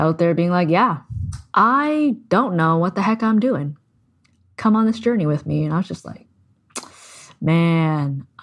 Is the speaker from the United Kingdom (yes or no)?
no; Canada; I'm Canadian